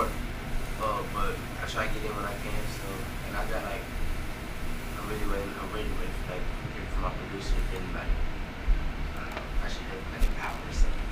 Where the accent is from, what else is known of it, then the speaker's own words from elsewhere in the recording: Houston, Texas, United States; I'm from Houston, from Southeast Houston